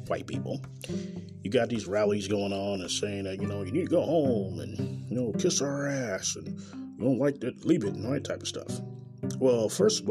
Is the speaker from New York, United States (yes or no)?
no; Kansas City, Missouri, United States; I'm a born and raised Kansas City in Missouri